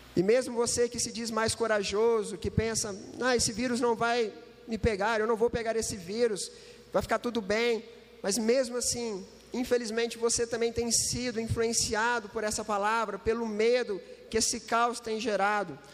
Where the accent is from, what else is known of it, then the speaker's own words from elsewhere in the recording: Uberlândia, Minas Gerais, Brazil; eu não sou de Itajubá, eu sou de Uberlândia, Triângulo Mineiro